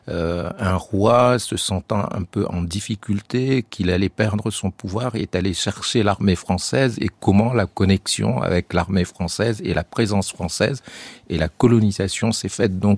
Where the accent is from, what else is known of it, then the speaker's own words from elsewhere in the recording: Chad; moved away; also born or lived in France; quand on est tchadien